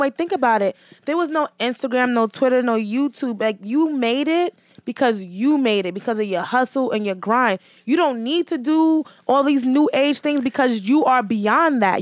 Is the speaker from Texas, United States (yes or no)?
no; New York City, New York, United States; I grew up in Hell's Kitchen